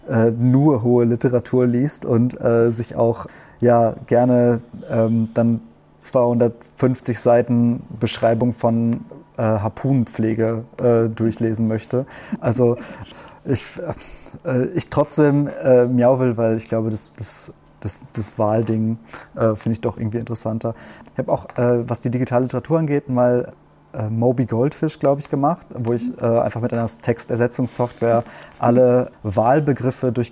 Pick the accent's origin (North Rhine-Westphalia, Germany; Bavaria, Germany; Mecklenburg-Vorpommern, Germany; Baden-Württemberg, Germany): North Rhine-Westphalia, Germany; Warstein; accent: German; moved away as an adult; now in Austria; Also ich habe viel Verbindung zu meiner Heimatstadt